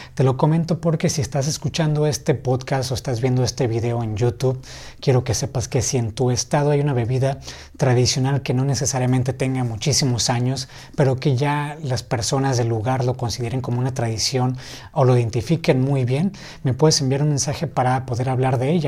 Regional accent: Ensenada, Baja California, Mexico; aquí en Ensenada, de donde soy

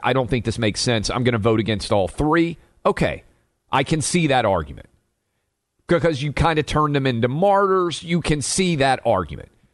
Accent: Nashville, Tennessee, United States; I'm born and raised in Nashville

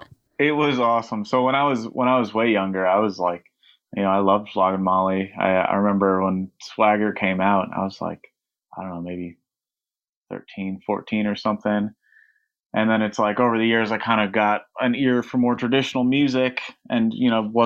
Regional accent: New York, United States; I grew up in upstate New York and then lived

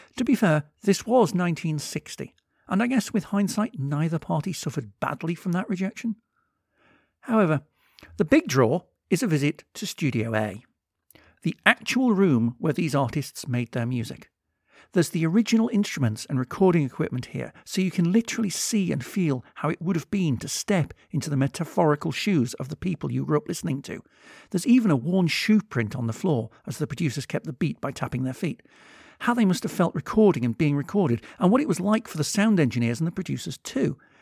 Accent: United Kingdom; also born or lived in Liverpool; I'm British

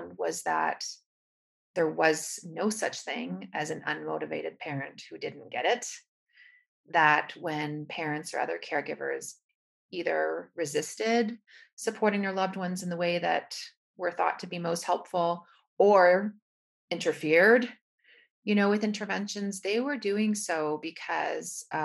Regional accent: Canada; now in United States; I'm from Canada, but now based out of the United States.

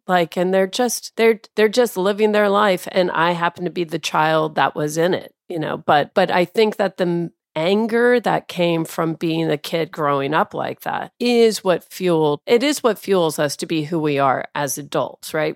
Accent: Tacoma, Washington, United States; also born or lived in Clovis, New Mexico; Yeah, so I, I grew up in Tacoma. I was born in Clovis, New Mexico

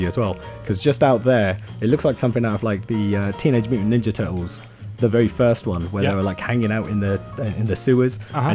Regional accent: England, United Kingdom; moved away; growing up in England

